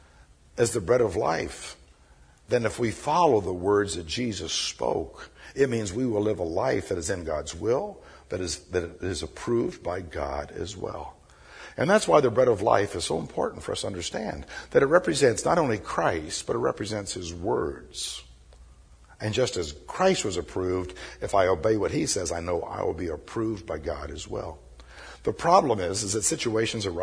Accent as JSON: {"language": "English", "town": "Birmingham", "region": "Alabama", "country": "United States", "tie": "born or raised there", "said": "I was raised down here on Southside in Birmingham when I was a little urchin"}